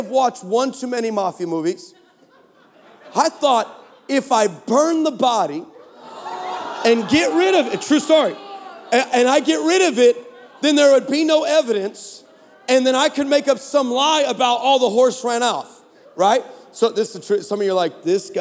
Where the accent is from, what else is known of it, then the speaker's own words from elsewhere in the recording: Texas, United States; we're from Texas